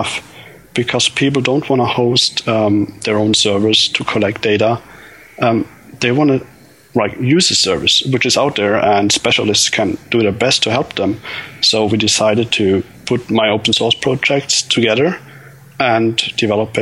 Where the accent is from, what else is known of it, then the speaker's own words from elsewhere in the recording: Germany; I'm from Germany